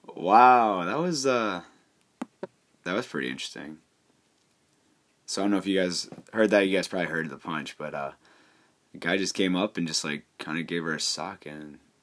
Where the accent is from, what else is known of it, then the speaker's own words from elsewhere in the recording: Cleveland, Ohio, United States; I'm from Cleveland